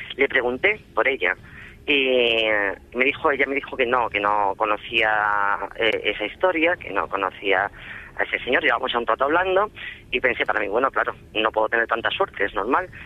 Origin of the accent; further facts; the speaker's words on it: Extremadura, Spain; yo soy extremeña, eh, adoro mi tierra